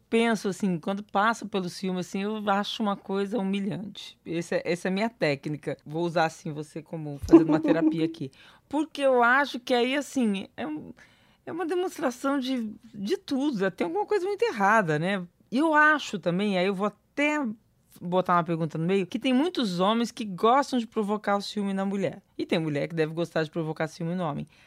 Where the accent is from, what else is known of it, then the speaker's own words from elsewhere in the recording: Valença, Bahia, Brazil; eu sou de Valença, Bahia